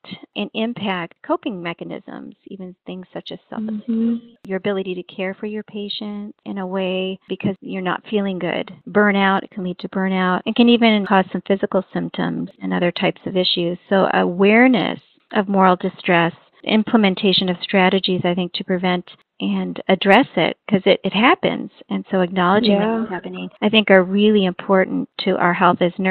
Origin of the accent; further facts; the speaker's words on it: Alaska, United States; I'm actually from Alaska